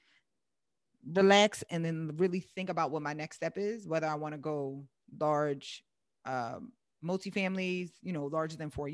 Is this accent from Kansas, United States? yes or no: no; Philadelphia, Pennsylvania, United States; moved away as an adult; now in Southern California, United States; I live in Southern California, but I invest in Philadelphia. I'm originally from Philadelphia